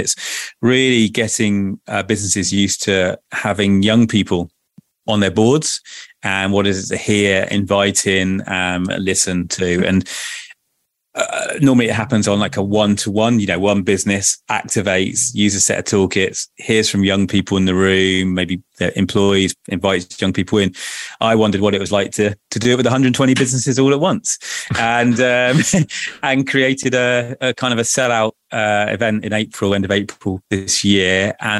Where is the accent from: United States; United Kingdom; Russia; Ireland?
United Kingdom; South West England; also born or lived in Torquay; So I grew up in what's called the clays, the rural clay mining area of Cornwall, surrounded by nature.